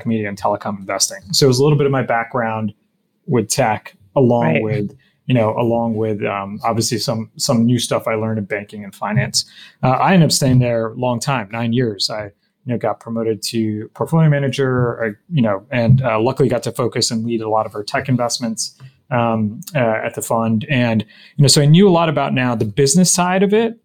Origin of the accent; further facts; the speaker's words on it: New Jersey, United States; also born or lived in Michigan; I grew up in New Jersey.